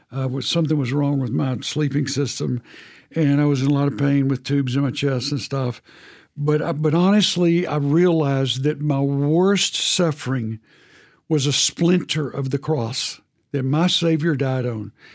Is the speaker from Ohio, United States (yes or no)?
no; Texas, United States; I'm from Texas